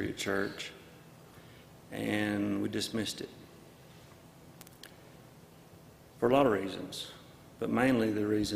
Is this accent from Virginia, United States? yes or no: no; North Alabama, United States; moved away; we're from North Alabama